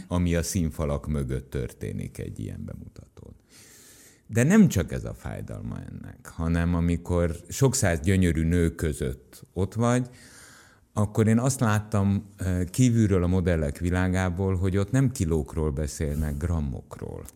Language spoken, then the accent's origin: Hungarian; Tatabánya, Komárom-Esztergom, Hungary; Mind a ketten Tatabányán születtünk.